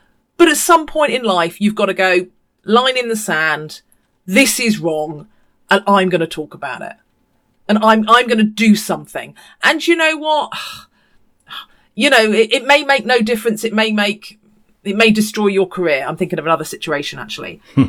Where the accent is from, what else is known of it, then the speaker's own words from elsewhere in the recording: New Zealand; now in United Kingdom; But I have it because I'm a New Zealander, so that I'm a Kiwi, so they don't know how to position me.